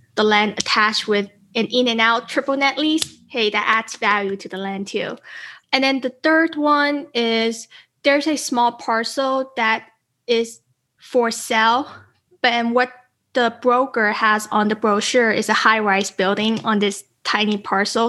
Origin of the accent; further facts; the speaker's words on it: Las Vegas, Nevada, United States; Las Vegas, it's my hometown